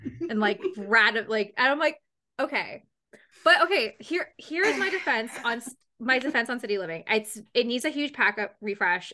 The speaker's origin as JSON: {"language": "English", "country": "Canada", "said": "as a Canadian girl"}